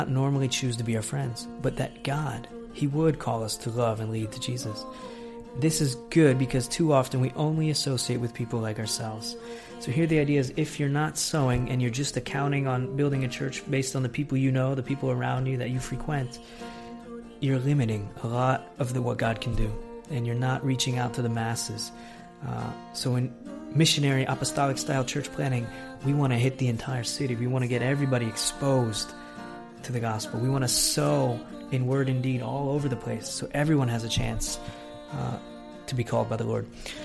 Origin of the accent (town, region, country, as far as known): United States; now in Italy